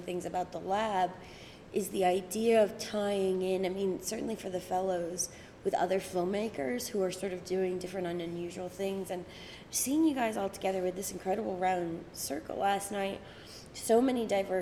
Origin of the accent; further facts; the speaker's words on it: Northern Ireland, United Kingdom; it's interesting to be from a place that's highly developing